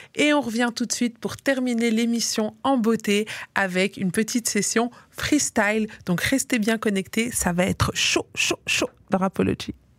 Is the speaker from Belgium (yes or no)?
yes; Liège, Wallonia, Belgium; now in Brussels, Belgium; moi j'ai grandi à Liège et quand j'ai quand je suis venue m'installer ici à Bruxelles